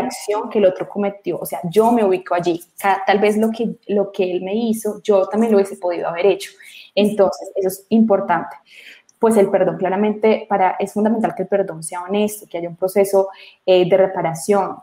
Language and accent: Spanish; Colombia